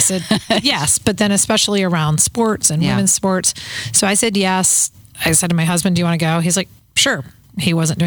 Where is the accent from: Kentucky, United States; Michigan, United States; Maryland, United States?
Maryland, United States; Baltimore; now in Minnesota, United States; I grew up in Baltimore, in the city